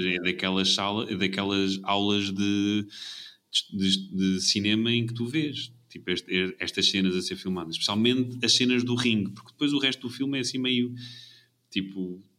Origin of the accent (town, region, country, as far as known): Portugal